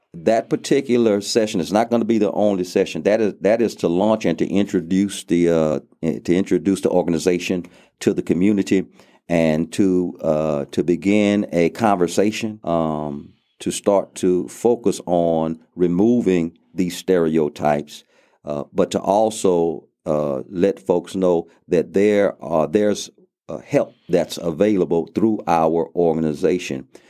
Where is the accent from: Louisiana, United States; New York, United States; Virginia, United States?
Louisiana, United States; Lake Charles; moved away as an adult; now in Abilene, United States; I grew up in Lake Charles, Louisiana